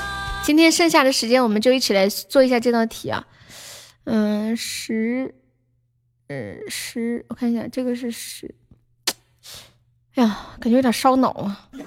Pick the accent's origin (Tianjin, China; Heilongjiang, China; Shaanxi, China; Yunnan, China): Tianjin, China; 你哪儿的？我天津的。